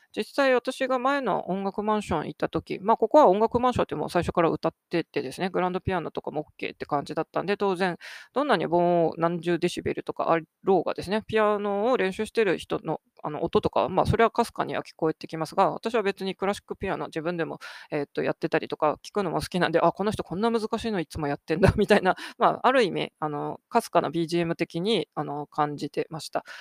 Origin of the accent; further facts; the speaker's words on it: Sapporo, Hokkaido, Japan; moved away as an adult; now in Tokyo, Japan; 私はもともと札幌生まれの札幌育ちの